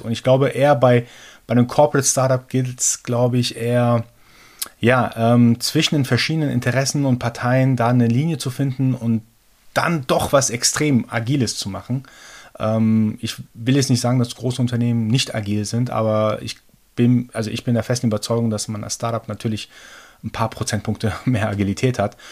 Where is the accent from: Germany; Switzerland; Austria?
Germany; also born or lived in Iran; gebürtiger Iraner, aber seit meinem zweiten Lebensjahr in Deutschland. Habe hier mein Abi gemacht